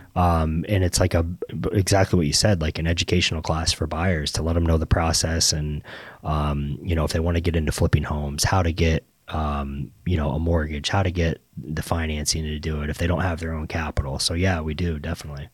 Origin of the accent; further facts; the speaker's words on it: Naples, Florida, United States; born and raised in Naples